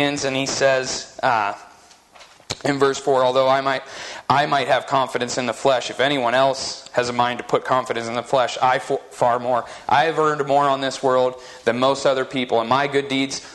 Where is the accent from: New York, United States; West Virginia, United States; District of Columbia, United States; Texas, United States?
West Virginia, United States; now in Utah, United States; the church that I grew up in West Virginia